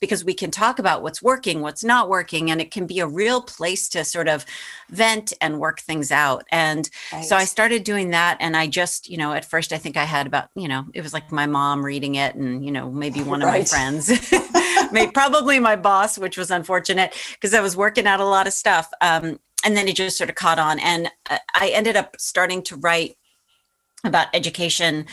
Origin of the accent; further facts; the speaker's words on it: Boston, Massachusetts, United States; that was my hometown paper